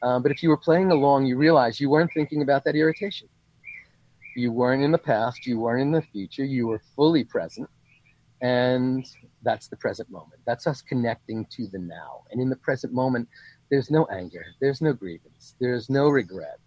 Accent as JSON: {"language": "English", "region": "New York", "country": "United States", "also_born_or_lived": "California", "moved": "yes", "said": "I come from the East Coast, New York. We're all control freaks."}